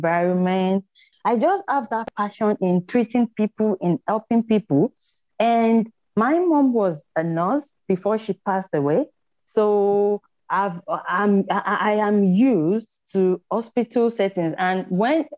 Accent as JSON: {"language": "English", "country": "Nigeria", "tie": "born or raised there", "moved": "as an adult", "lives_now": "Australia", "said": "growing up in Nigeria as a little girl was really good"}